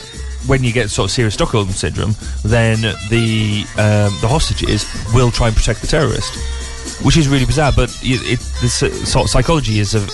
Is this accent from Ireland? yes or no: no; England, United Kingdom; And yeah, we're English, so it's often a Z.